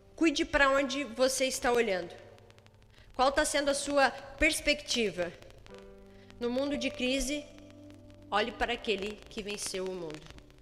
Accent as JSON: {"language": "Portuguese", "country": "Brazil", "said": "Se nós somos brasileiros"}